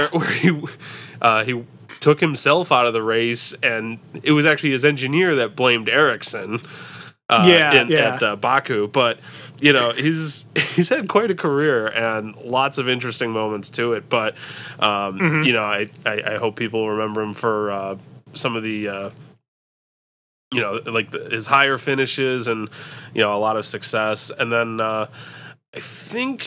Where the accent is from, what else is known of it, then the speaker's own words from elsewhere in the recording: United States; also born or lived in Detroit; an American Formula One fan